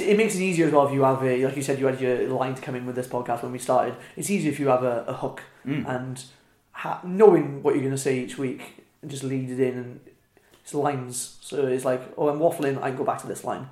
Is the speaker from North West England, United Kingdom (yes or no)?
no; Wales, United Kingdom; accent: Welsh; moved away as an adult; also born or lived in Midlands; moving out of Wales to the Midlands made me realise how Welsh I was